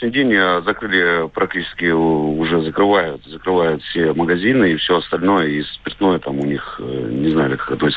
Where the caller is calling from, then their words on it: Vladivostok, Primorsky Krai, Russia; А, я звоню вам с Дальнего Востока, город Владивосток.